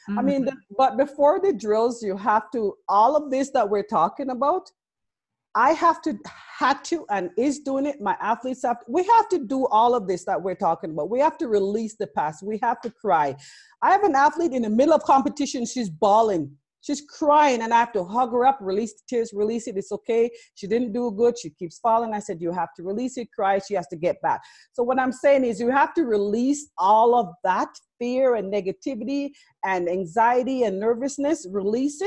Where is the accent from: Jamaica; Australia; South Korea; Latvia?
Jamaica; now in Canada; I love being Jamaican or being born there